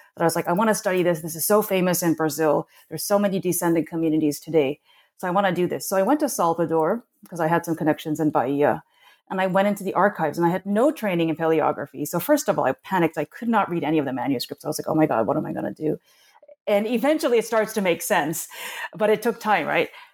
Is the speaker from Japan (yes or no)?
yes; Tokyo, Japan; moved away as an adult; now in United States; I actually grew up in Tokyo. I came to the United States when I was eighteen